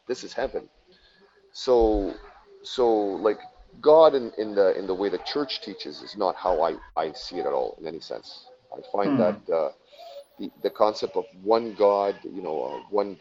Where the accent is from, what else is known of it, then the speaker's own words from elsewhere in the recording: Quebec, Canada; I'm from Quebec, so from Canada, Quebec, Canada.